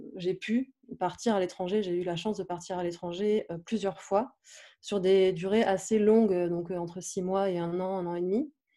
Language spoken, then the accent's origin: French; south-east France, France; now in Paris, France; j'habite à Paris, mais je suis originaire du sud de la France.